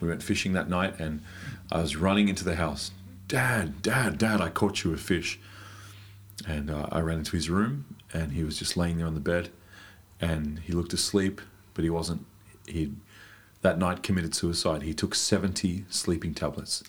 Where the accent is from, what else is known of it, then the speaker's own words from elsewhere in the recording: Australia; moved away as an adult; now in Germany; I came from Australia. I now live in Deutschland